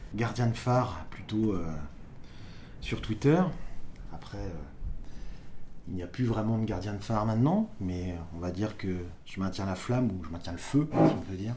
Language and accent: French; Côtes-d'Armor, Brittany, France; moved away; je viens des Côtes d'Armor, donc au bord de la mer